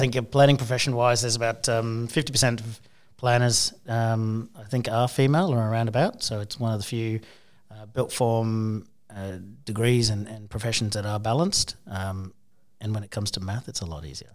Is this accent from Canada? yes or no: no; Townsville, Queensland, Australia; I grew up in Townsville